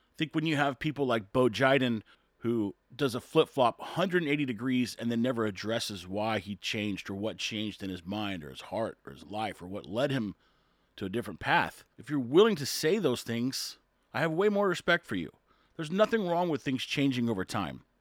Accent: Corpus Christi, Texas, United States; I'm from Texas, Corpus Christi, Texas.

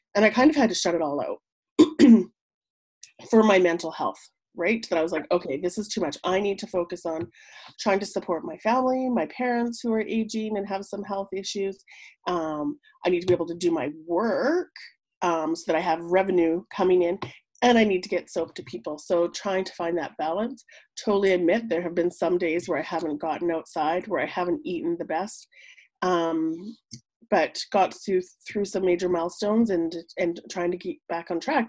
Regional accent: Whitehorse, Yukon, Canada; now in Mayo, Canada; born and raised in Whitehorse, but I've been living in Mayo since 2003.

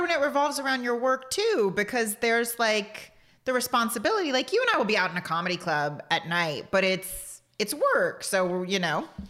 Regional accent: Portland, Texas, United States; you and I grew up in the same place

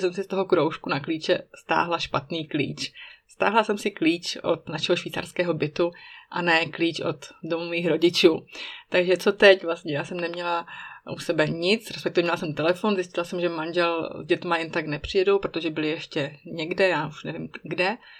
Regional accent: Czechia; moved away as an adult; now in Switzerland; když jsme v Česku, tak si pořád otvírám dveře od domu mých rodičů klíčem od našeho švýcarského bytu

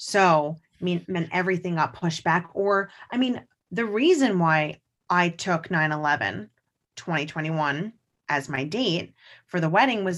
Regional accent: New York, United States; because as a New Yorker, it is a day I'll always remember as a second grader.

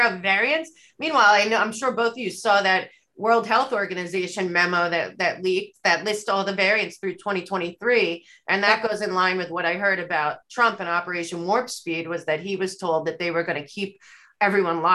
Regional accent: United States; growing up in America

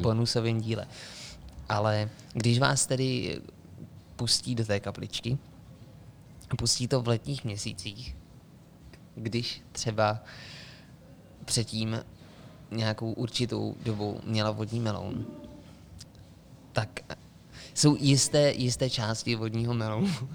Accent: Karlovy Vary Region, Czechia; moved away; u nás, v Karlovarském kraji

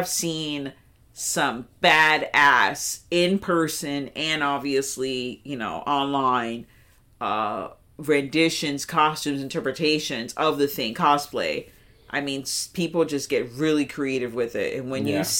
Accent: New York, United States; I'm in my hometown, so I'm gonna be in New York

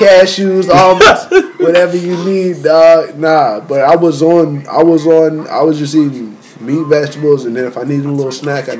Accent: the South, United States; I'm from the South.

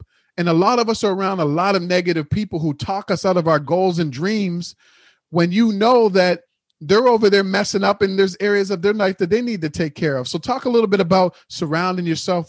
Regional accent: Halifax, Nova Scotia, Canada; Oh, well, first of all, I'm from Halifax, and there's a lot of black people there.

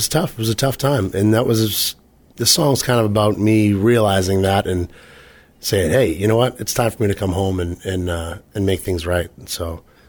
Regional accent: Halifax, Massachusetts, United States; I grew up, born and raised in Halifax.

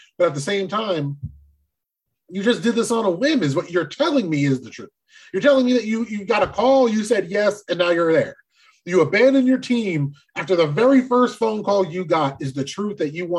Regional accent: New Jersey, United States; I'm from Jersey.

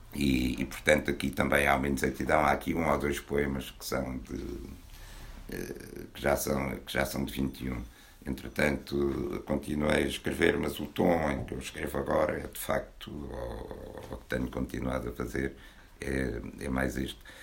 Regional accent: Porto, Norte, Portugal; moved away; also born or lived in Arles / Abrantes; a minha terra natal, embora a natal verdadeira seja o Porto

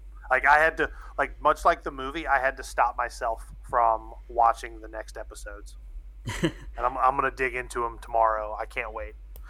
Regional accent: Norfolk, Virginia, United States; we had a little theater in my area where I grew up in Norfolk called the Narrow Theater, and they always showed anime.

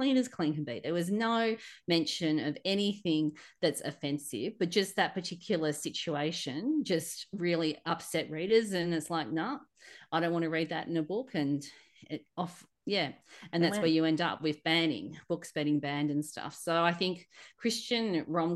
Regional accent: Australia; being an Aussie

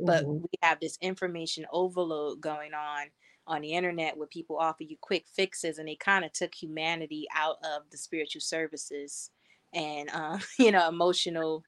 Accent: Northeast, United States; moved away as an adult; now in West Coast, United States; I come from the Northeast.

